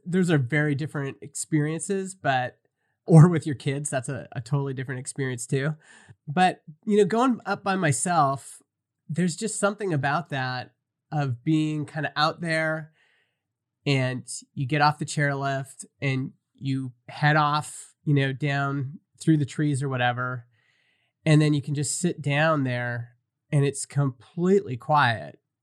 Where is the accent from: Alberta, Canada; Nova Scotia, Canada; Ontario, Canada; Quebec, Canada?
Alberta, Canada; Stony Plain; I grew up in Stony Plain, which is about four hours from the Rockies